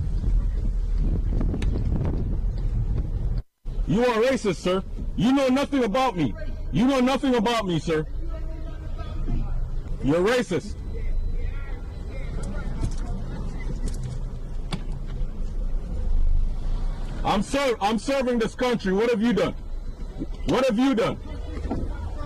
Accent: Jamaica; now in United States; Jamaica I come from. I've managed to assimilate certain American culture. You'd never know, say, I'm a Jamaican

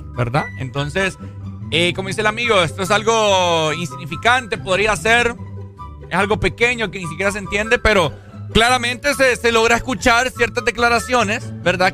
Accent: Honduras; como hondureño

